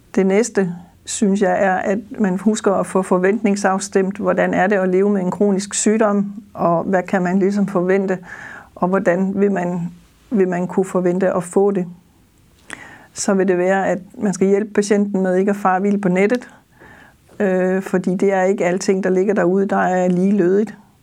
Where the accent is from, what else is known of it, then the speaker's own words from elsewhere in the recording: Funen, Southern Denmark, Denmark; accent: Funen dialect (Fynbo); som man sikkert også vil kunne høre på dialekten, så er jeg Fynbo og bor på Vestfyn